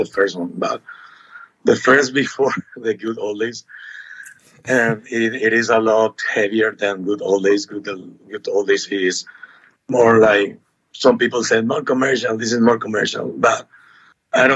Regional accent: Asunción, Paraguay; So we are from Asunción, Paraguay

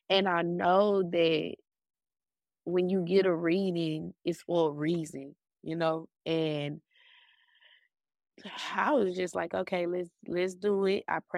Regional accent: Dallas, Texas, United States; I'm from Dallas, Texas.

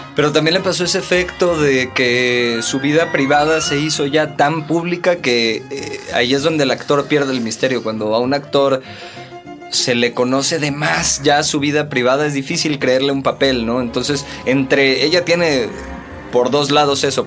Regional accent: Veracruz, Mexico; Yo soy de Veracruz

